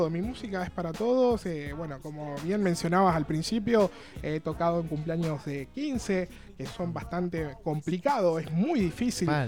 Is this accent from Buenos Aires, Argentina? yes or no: no; General Pico, La Pampa, Argentina; yo vengo de la ciudad de General Pico